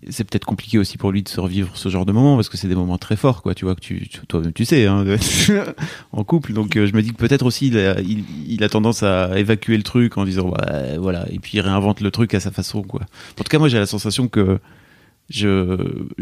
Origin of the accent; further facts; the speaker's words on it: Hauts-de-France, France; On vient tous les deux du Nord.